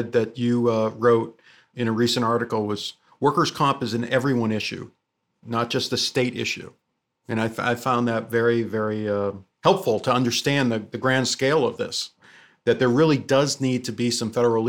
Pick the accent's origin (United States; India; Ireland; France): United States; Massachusetts; I'm from Massachusetts